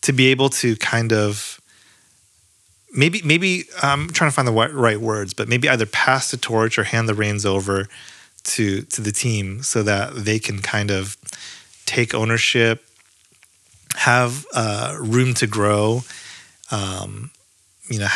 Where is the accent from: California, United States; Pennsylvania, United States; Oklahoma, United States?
California, United States; San Francisco; also born or lived in Berkeley / San Jose; I grew up in San Francisco, lived in San Francisco for a long time